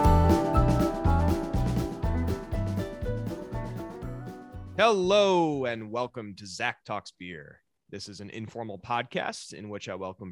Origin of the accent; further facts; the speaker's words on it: Madison, Wisconsin, United States; moved away; growing up in Madison, I'm somewhat familiar with your February weather